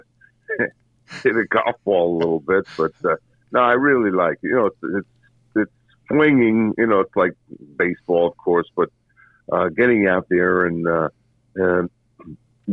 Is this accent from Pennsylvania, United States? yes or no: no; New York City, New York, United States; growing up in Brooklyn, I used to watch the Knicks